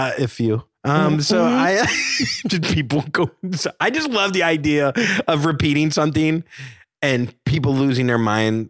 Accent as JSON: {"language": "English", "region": "the South", "country": "United States", "said": "And you know, I'm from the South. She's from the South."}